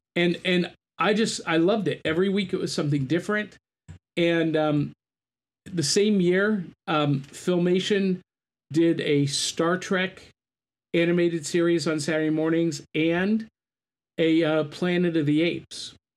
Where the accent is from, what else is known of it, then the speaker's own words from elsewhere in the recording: North Canton, Ohio, United States; I grew up in North Canton, in, I mean, dead center between those two cities